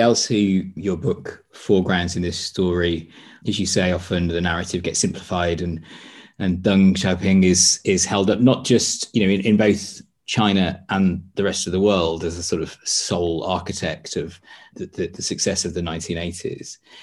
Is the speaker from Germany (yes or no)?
no; United Kingdom; as a British person who lived through the Tony Blair era